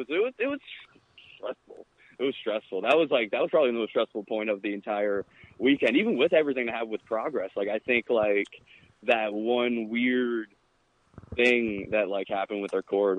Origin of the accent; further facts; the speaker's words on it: Glen Burnie, Maryland, United States; now in Florida, United States; because I'm honestly a Baltimore person myself. I grew up in Glen Burnie, which is 25 minutes outside of Joppa.